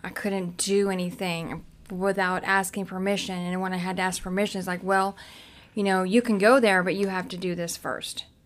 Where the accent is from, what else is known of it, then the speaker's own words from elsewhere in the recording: Cincinnati, Ohio, United States; I grew up in Cincinnati. That's where my mom was, um, Price Hill in Cincinnati